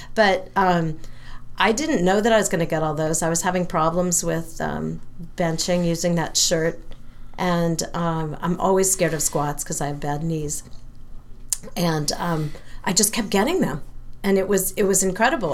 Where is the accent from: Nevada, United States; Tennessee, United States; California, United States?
California, United States; San Francisco; moved away as an adult; also born or lived in Massachusetts; I come from San Francisco area.